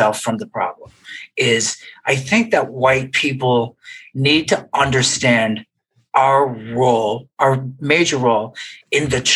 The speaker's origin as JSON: {"language": "English", "country": "Canada", "tie": "born or raised there", "moved": "as an adult", "lives_now": "United States", "said": "I grew up in Canada"}